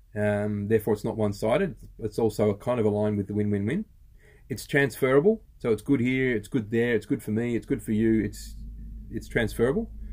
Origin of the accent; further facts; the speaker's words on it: Australia; We're Aussie blokes, we're dads, and we're entrepreneurs